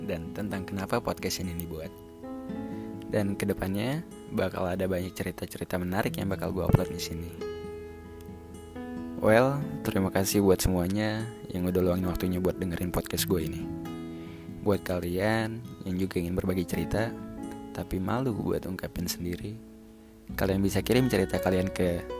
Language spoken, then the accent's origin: Indonesian; Tangerang, Banten, Indonesia; asal gue dari Tangerang dan sekarang gue masih jadi mahasiswa di salah satu perguruan tinggi negeri di Jawa Timur.